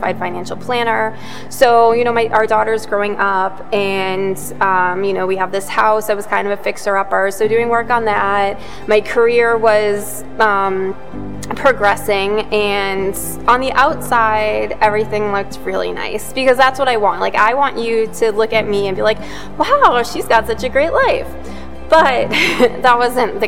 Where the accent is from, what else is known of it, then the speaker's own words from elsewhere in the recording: Yarmouth, Massachusetts, United States; also born or lived in Mashpee, Massachusetts; I'm originally from Yarmouth, but I live in Mashpee now